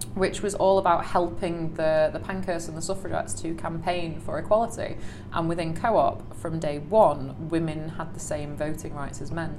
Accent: Salford, North West England, United Kingdom; I grew up in Salford

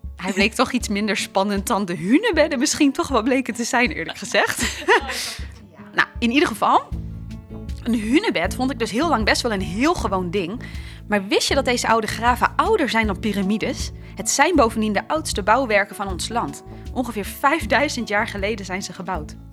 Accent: Drenthe, Netherlands; wij zijn allebei opgegroeid in Drenthe

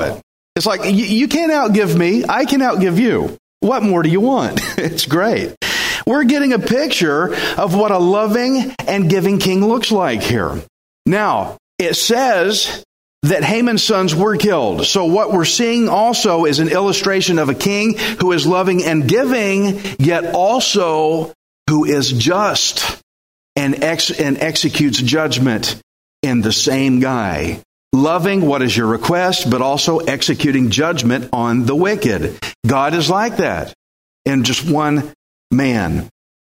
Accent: Texas, United States; I'm Texan

